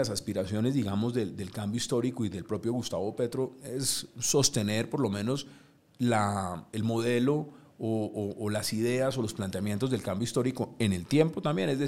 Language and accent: Spanish; Colombia; siempre somos nosotros los colombianos los que defendemos lo nuestro.